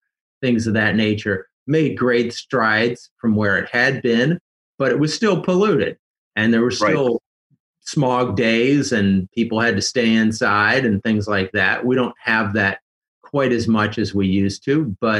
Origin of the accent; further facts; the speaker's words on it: Chicago, Illinois, United States; moved away as an adult; now in Los Angeles, United States; So I'm not a SoCal native. I'm from Chicago originally, and I came out here in the late 80s